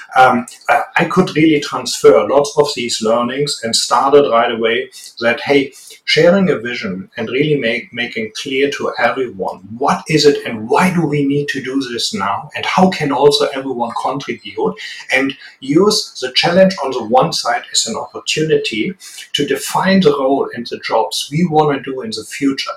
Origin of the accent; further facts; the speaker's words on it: Germany; accent: strong German; English is a second language; also born or lived in United States; I very successfully failed getting rid of my strong German accent